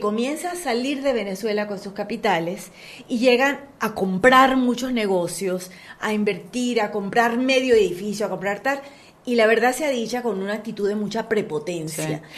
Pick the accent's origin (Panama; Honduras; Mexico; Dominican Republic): Panama; nosotros crecimos aquí y todos somos panameños